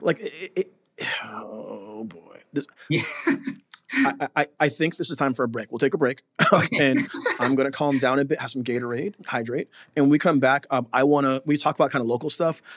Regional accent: United States; moved away as an adult; now in Abu Dhabi, United Arab Emirates; as a Black American here in Abu Dhabi

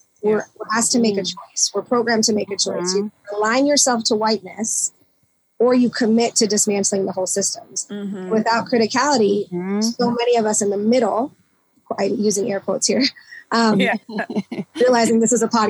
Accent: Philippines; even as Filipino people or dark skinned Asians, you know, the last time I was in the Philippines

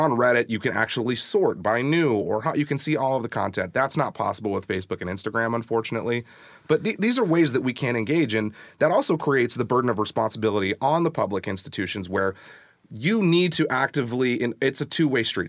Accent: SeaTac, Washington, United States; moved away as an adult; now in Tacoma, United States; It was my hometown

